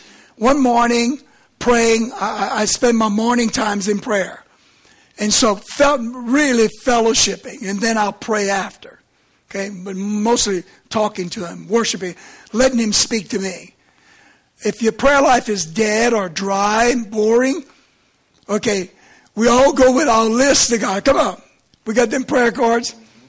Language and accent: English; Lauraville, Maryland, United States; To me, I'm from Lauraville, okay?